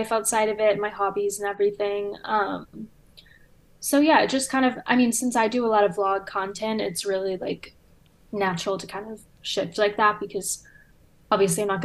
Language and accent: English; Louisiana, United States; now in Chicago, United States; I'm also from the South, like from Louisiana